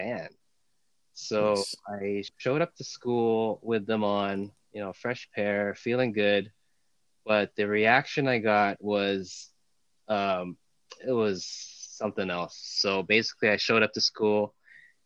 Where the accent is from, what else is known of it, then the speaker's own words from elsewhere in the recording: Toronto, Ontario, Canada; born and raised in Toronto. Grew up in North York